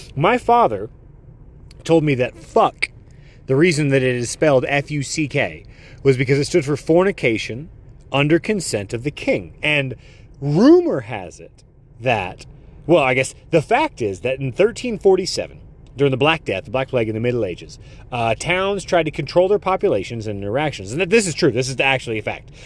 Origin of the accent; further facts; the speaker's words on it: United States; also born or lived in Netherlands; my parents were born here, like, I can't claim, like, I'm American